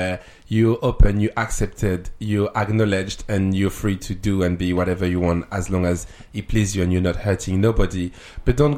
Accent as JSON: {"language": "English", "country": "France", "accent": "French", "moved": "yes", "lives_now": "United Kingdom", "said": "I'm French"}